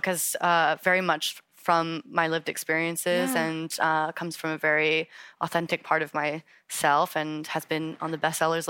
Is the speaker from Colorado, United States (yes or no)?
no; Eugene, Oregon, United States; moved away; I grew up in Eugene, Oregon, a small town in the Pacific Northwest.